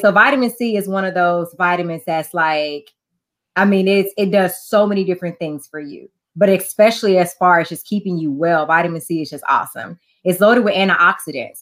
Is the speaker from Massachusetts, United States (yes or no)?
no; Houston, Texas, United States; moved away as an adult; now in Beaumont, United States; So I am originally from Houston